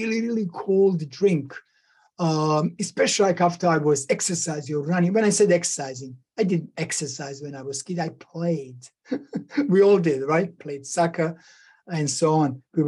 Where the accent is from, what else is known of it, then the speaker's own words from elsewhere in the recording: Bosnia & Herzegovina; moved away; back when I was growing up in Yugoslavia, former Yugoslavia, Bosnia and Herzegovina